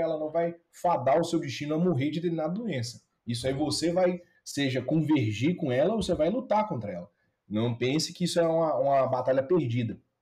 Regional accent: Ipatinga, Minas Gerais, Brazil; Eu entrei na faculdade de medicina, lá na minha cidade natal, em Patinga

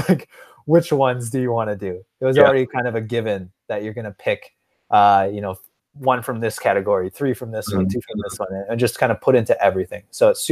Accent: Neenah, Wisconsin, United States; also born or lived in La Crosse, Wisconsin; I was born in La Crosse, which is, you know, also in Wisconsin. And then they moved eventually and settled in Neenah. So I'm from Neenah, Wisconsin, which is like a small

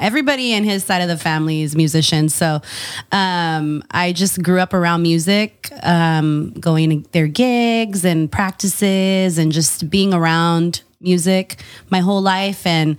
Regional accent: Modesto, California, United States; Modesto, California, Central Valley. I grew up there. My parents, worked in the field. So it's very agricultural area. So that's how my family ended up there in the first place. So that's where I grew up.

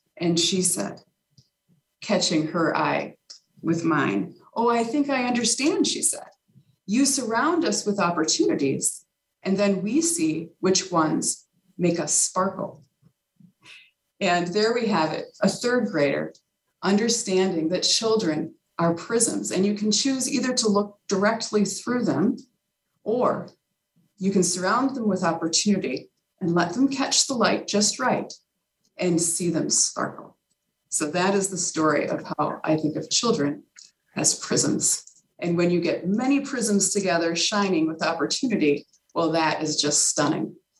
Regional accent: Carver, Minnesota, United States; downtown Carver, which is uh, my hometown

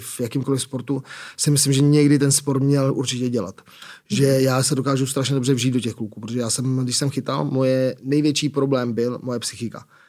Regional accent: Prague, Czechia; Jsem z Prahy, jsem Pražák

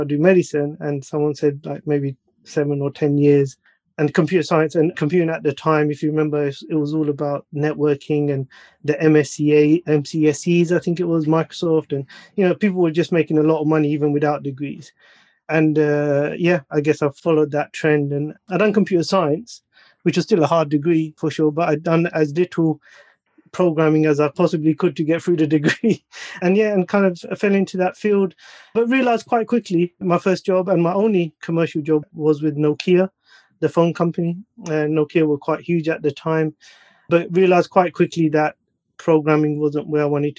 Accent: London, United Kingdom; also born or lived in United States; I was born and raised in East London, son of second generation Pakistani immigrants.

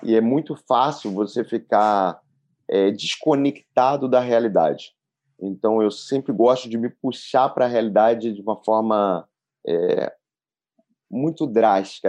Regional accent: Brazil; eu sou neto de alemães, né? Então eu falo que eu sou brasileiro por nascer aqui e por escolher o Brasil

